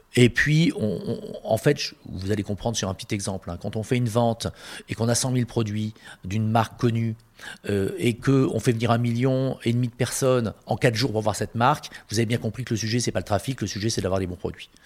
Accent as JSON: {"language": "French", "town": "Marseille", "region": "Provence-Alpes-Côte d'Azur", "country": "France", "said": "je suis marseillais"}